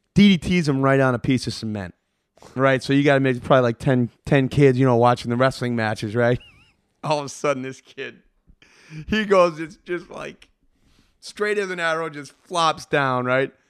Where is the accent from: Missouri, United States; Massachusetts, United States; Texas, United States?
Massachusetts, United States; Worcester; I grew up in Worcester.